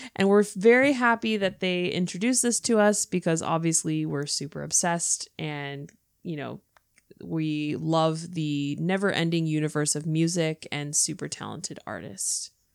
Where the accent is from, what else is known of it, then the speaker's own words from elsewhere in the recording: California, United States; moved away as an adult; now in Northern Ireland, United Kingdom; I am from California, but currently living in Northern Ireland with my husband who is from here.